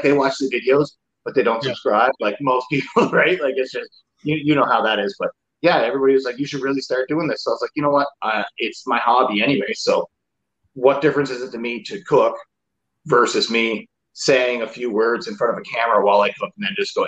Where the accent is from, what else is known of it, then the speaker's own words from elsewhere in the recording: Newfoundland and Labrador, Canada; moved away as an adult; So since I moved from home, so I'm from Newfoundland